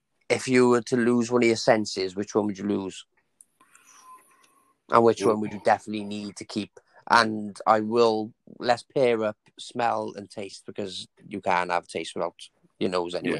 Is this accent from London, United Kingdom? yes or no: no; Welsh, Wales, United Kingdom; we're Welsh